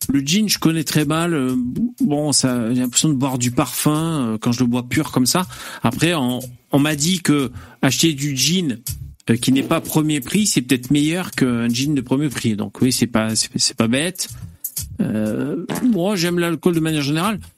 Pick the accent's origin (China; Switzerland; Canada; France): China; Je suis chinois, je sais que je vais boire le saké.